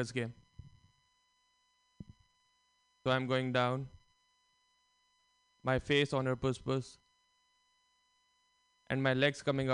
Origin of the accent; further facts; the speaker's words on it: India; now in United States; growing up in India, we were always taught about karma and multiple lives.